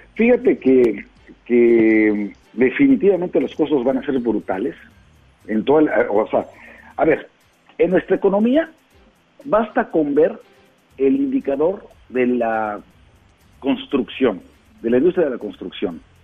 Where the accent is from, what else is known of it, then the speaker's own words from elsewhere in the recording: Puebla, Mexico; yo como poblano